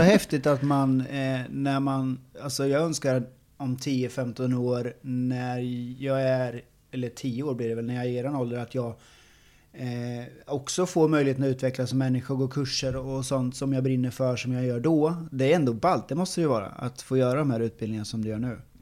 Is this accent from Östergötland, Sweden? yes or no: yes; Åby, Östergötland, Sweden; jag, jag är ju från Åby